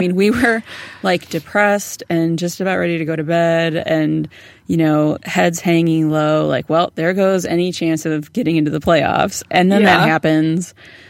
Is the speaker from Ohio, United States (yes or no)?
yes; Toledo, Ohio, United States; I'm from Ohio. I'm from Toledo.